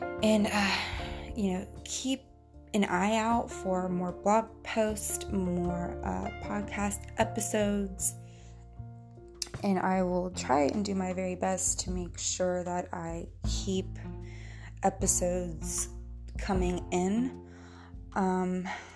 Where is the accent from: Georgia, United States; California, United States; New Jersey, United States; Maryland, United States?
Georgia, United States; accent: country; I grew up in Georgia and the South.